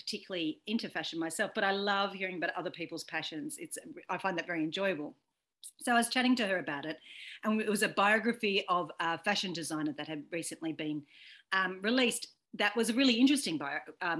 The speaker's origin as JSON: {"language": "English", "country": "Australia", "said": "I'm an Irish Australian"}